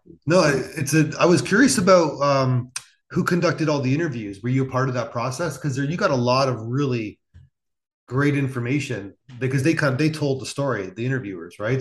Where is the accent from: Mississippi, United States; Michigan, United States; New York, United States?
New York, United States; Niagara Falls; I'm from Niagara Falls, so so I saw in the 90s and 2000s these cities crumbling